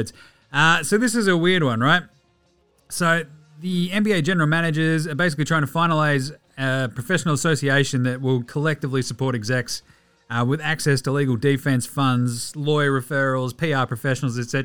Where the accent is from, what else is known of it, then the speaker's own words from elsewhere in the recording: Australia; I'm Australian